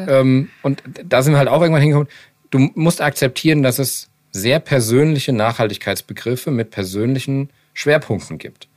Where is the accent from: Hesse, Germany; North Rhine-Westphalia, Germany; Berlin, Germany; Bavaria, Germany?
Hesse, Germany; Frankfurt am Main; als Frankfurter Mainstream Skater